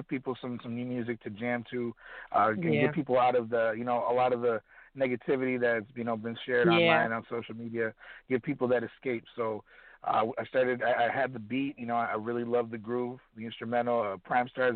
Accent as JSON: {"language": "English", "town": "Kenosha", "region": "Wisconsin", "country": "United States", "tie": "born or raised there", "moved": "as an adult", "lives_now": "Chicago, United States", "said": "my hometown of Kenosha, Wisconsin"}